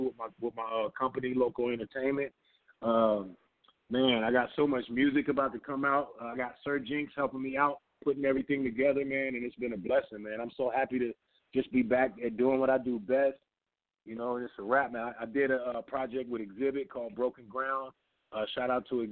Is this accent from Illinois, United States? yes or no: no; San Diego, California, United States; I'm from San Diego